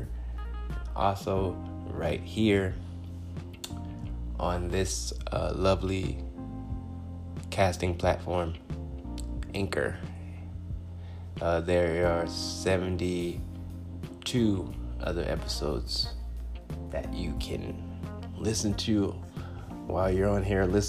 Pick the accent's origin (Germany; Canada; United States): United States; Compton, California; now in Phoenix, United States; I'm a 10-year comedian in the Phoenix, Arizona area, and I'm originally from Compton, California.